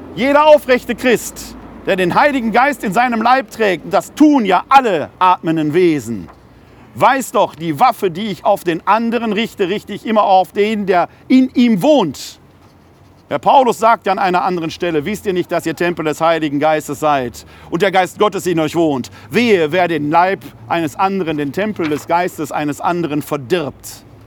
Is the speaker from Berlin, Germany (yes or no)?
no; Ruhr area, North Rhine-Westphalia, Germany; ich bin ein Kind des Ruhrgebietes